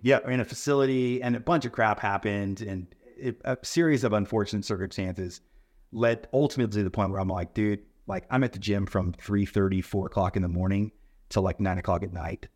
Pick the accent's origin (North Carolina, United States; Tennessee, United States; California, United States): California, United States; La Mirada; moved away as an adult; now in Washington, United States; I grew up living in California